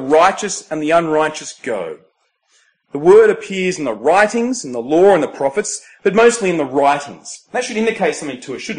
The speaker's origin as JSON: {"language": "English", "town": "Temora", "region": "New South Wales", "country": "Australia", "tie": "born or raised there", "moved": "yes", "said": "Temora with this symbol, my hometown"}